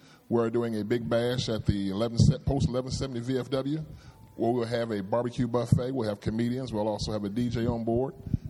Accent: West Kentucky, United States; I'm from West Kentucky.

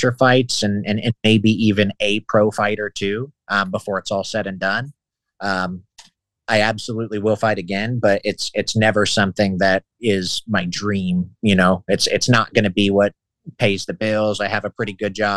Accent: Newark, United States; there was a 10th Planet in my hometown, 10th Planet Newark

